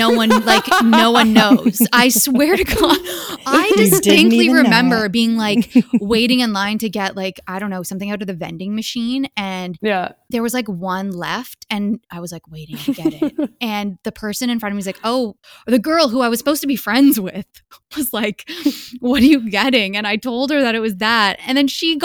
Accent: Hamilton, Ontario, Canada; my hometown of Hamilton

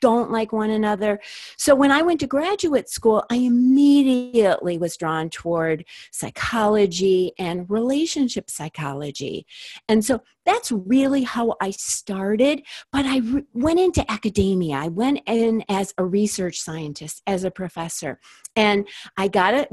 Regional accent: Minneapolis, Minnesota, United States; I grew up in Minneapolis, Minnesota

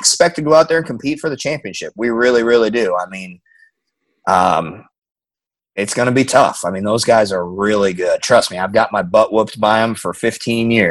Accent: Omaha, Nebraska, United States; moved away; I grew up in Omaha, Nebraska.

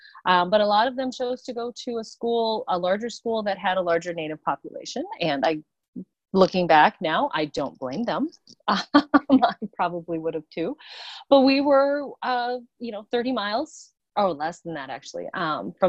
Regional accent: South Dakota, United States; growing up in a small town in South Dakota

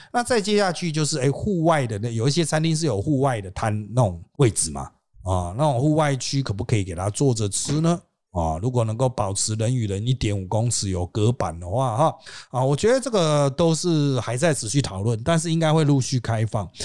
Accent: Taiwan; 我们台湾人

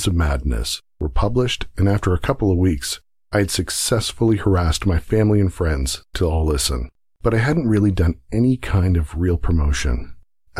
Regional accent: Canada; Both being Canadian

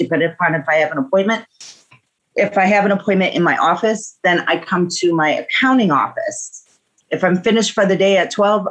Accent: Milwaukee, Wisconsin, United States; I am from Milwaukee, Wisconsin, and I do a multiple of things, including rideshare in my state

